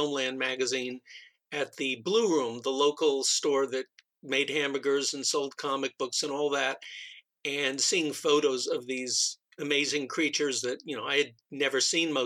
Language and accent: English; New Jersey, United States; moved away; I grew up back in New Jersey on the East Coast